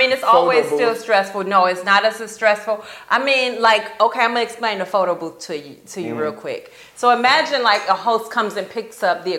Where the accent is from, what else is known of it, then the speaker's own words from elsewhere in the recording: Chicago, Illinois, United States; also born or lived in Grand Rapids; now in Tampa, United States; I'm not. I'm from Chicago.